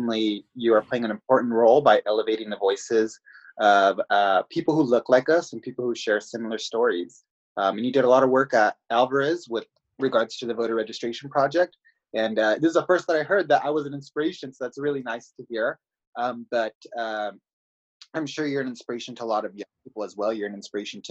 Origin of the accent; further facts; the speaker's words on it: Greenfield, California, United States; now in Salinas, United States; my story begins actually in a city of Greenfield. That is where my family is from.